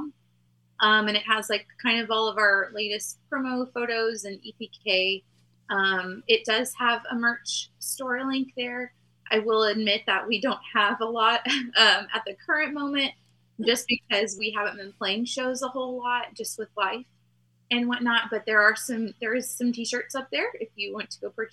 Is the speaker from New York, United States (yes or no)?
no; Texas, United States; we're from Texas